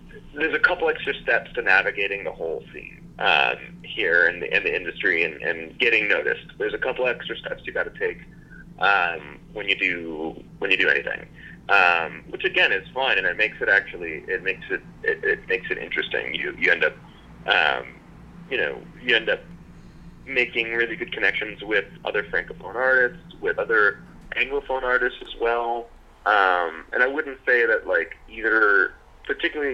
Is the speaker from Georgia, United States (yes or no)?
no; California, United States; moved away as an adult; also born or lived in Toronto; now in Canada; I'm a West Coaster, not a Canadian West Coaster. I was born and raised in California, moved out here for school.